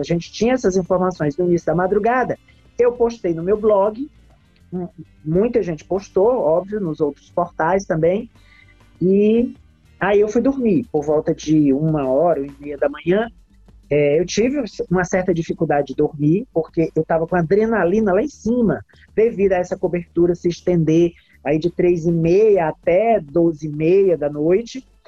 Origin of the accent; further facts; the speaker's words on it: Teresina, Piauí, Brazil; eu sou teresinense, minha mãe é teresinense